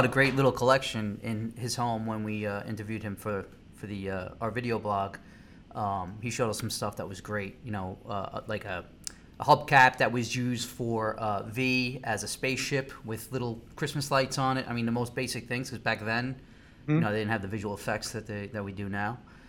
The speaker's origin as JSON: {"language": "English", "region": "New York", "country": "United States", "tie": "born or raised there", "said": "I grew up in Queens"}